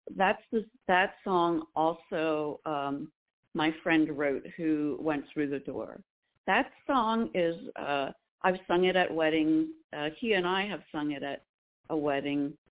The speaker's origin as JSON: {"language": "English", "area": "Lancaster County", "region": "Pennsylvania", "country": "United States", "said": "I'm from Lancaster County, Pennsylvania. I'm a Pennsylvania Dutch girl"}